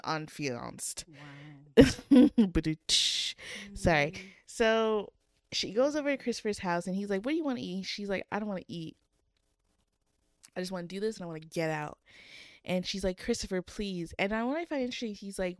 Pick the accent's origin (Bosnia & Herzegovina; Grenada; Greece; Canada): Canada